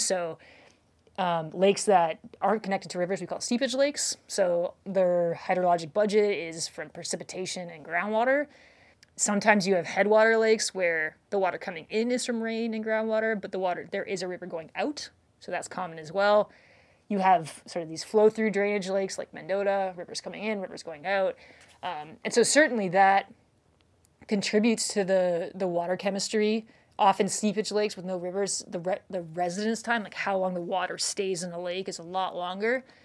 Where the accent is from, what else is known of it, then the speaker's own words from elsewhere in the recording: Canada; now in Wisconsin, United States; I'm from Canada